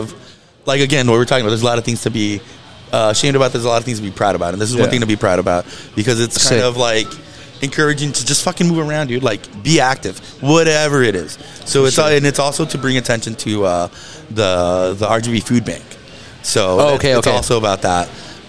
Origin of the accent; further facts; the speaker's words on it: Pharr, Texas, United States; I grew up in Far. Shout out to Far, Texas